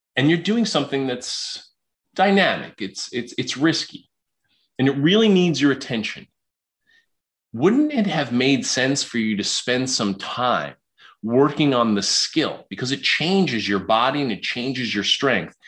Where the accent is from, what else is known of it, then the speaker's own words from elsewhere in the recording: New York City, New York, United States; moved away; also born or lived in Illinois; I was raised in Queens, New York.